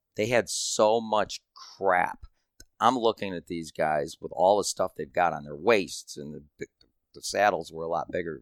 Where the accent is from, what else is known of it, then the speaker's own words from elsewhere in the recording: Michigan, United States; I'm from Michigan